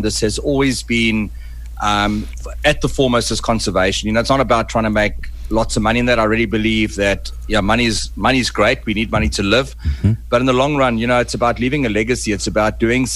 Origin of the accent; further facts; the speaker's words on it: Mutare, Manicaland, Zimbabwe; moved away; I was born in Zimbabwe, in a little place called Mutari, in the eastern highlands of Zimbabwe